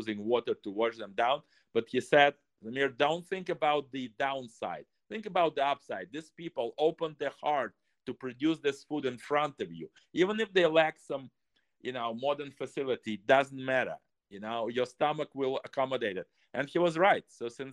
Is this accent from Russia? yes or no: yes; Russia; first language Russian; English is a second language; Russian language, and that's my native language. That's where I was born, 1956